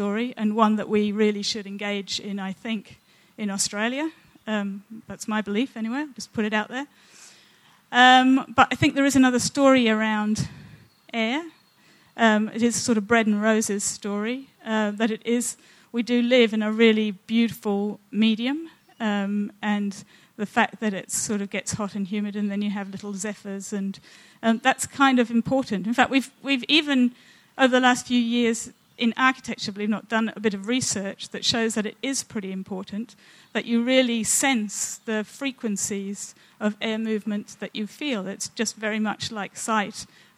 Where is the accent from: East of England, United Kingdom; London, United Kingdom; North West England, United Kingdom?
London, United Kingdom; I was born in London, and it was 8 years after the worst and most devastating and killer smog that London ever experienced